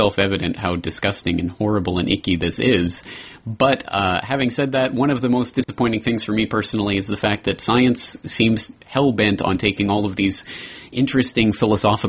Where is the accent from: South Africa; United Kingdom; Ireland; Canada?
Canada; As a Canadian